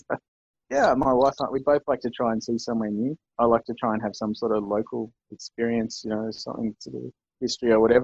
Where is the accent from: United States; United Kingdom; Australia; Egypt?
Australia